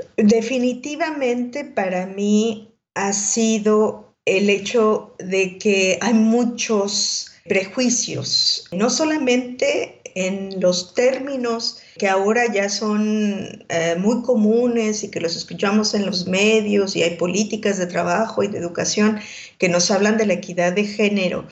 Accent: Mexico; also born or lived in Mozambique

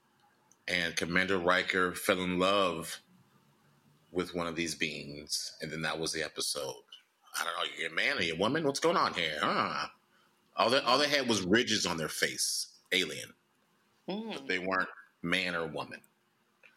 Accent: Chicago, Illinois, United States; in my hometown, Chicago

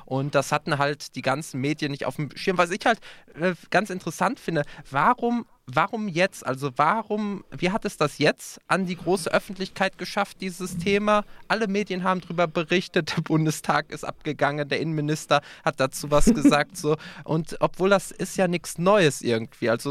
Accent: North Rhine-Westphalia, Germany; wo kommst du her? Ja, aus NRW

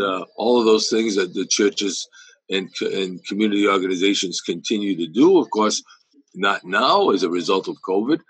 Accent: Fall River, Massachusetts, United States; born here, went to public schools here, graduated from Durfee High School

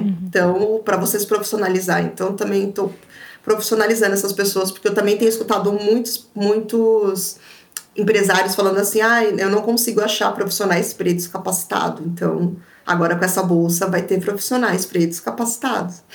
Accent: São Paulo, Brazil; eu sou de São Paulo.

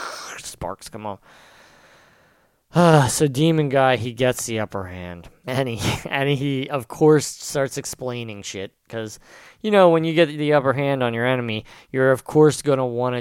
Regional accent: Pennsville, New Jersey, United States; This is my hometown I'm talking about, and it's a shithole

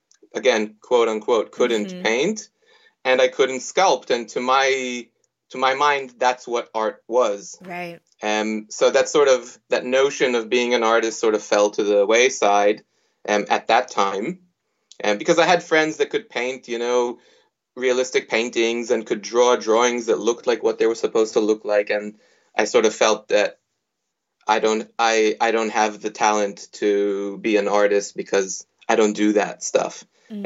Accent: Israel; moved away as an adult; also born or lived in United States; now in Sydney, Australia; I was born in the United States. I grew up in Israel until the age of 21, at which point I migrated to Australia and started started practicing art or studying art, doing my undergraduate degree in Sydney.

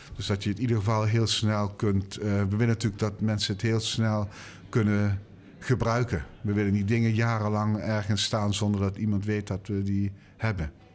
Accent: Limburg, Netherlands; ik ben Limburger

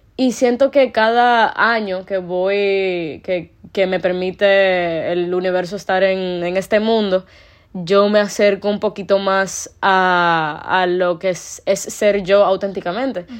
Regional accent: Dominican Republic; ser una persona de República Dominicana

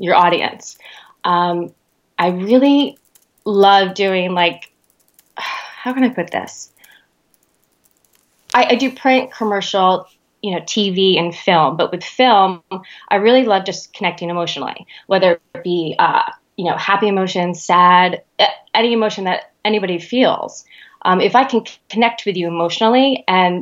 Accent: New Jersey Shore, United States; moved away; I'm from the New Jersey Shore

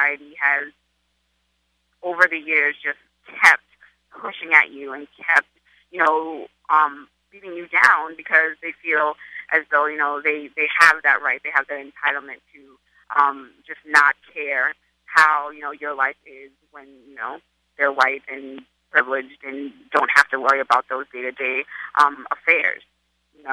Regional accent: Charleston, South Carolina, United States; now in New York, United States; growing up in Charleston

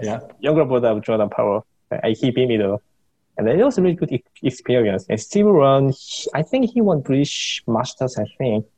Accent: Seoul, South Korea; I was born and raised in Seoul.

